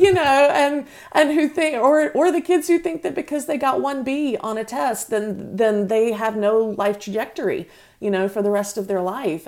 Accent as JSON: {"language": "English", "region": "North Carolina", "country": "United States", "accent": "Southerner", "moved": "as an adult", "said": "I'm from North Carolina"}